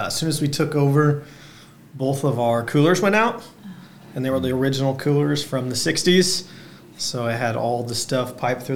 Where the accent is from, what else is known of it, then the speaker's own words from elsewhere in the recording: Centralia, Illinois, United States; I'm originally from Centralia, just about an hour north of here